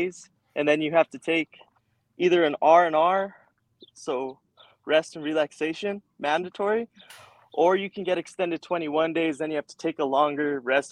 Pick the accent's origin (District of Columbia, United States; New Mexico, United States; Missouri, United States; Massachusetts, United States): New Mexico, United States; Santa Fe; I grew up here in Santa Fe, New Mexico. Born and raised